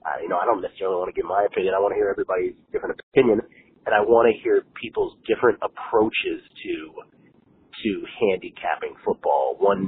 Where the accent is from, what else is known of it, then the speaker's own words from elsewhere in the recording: Washington, District of Columbia, United States; also born or lived in San Francisco; Washington, D.C.